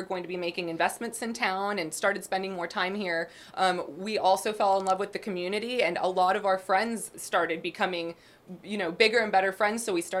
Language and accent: English; Bogotá, Colombia; now in Waco, United States; I was born in Bogota, Colombia, mm-hmm. to a Mexican-American mom, okay. and a Colombian dad.